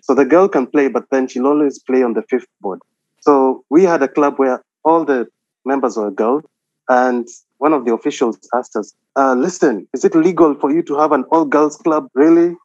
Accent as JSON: {"language": "English", "region": "Nairobi", "country": "Kenya", "tie": "born or raised there", "also_born_or_lived": "Eldoret, Kenya / Mombasa, Kenya", "moved": "as an adult", "lives_now": "Qatar", "said": "I was born in Nairobi, and then uh, I went to high school in Nairobi"}